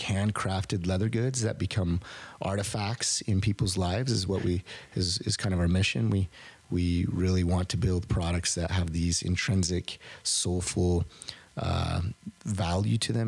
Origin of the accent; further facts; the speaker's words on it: Southern Utah County, United States; also born or lived in Lovell, Wyoming; I was born in Wyoming, lived in Utah most of my life